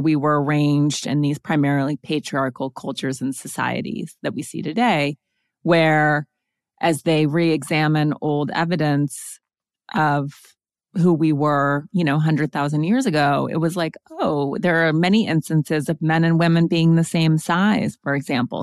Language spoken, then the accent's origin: English; Montana, United States; also born or lived in East Coast; now in Los Angeles, United States; I am from Montana, and I spent most of my formative years very much in nature